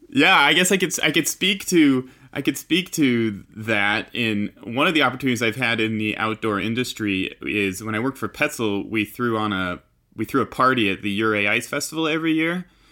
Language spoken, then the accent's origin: English; Utah, United States; I grew up here in Utah, in the mountains of Utah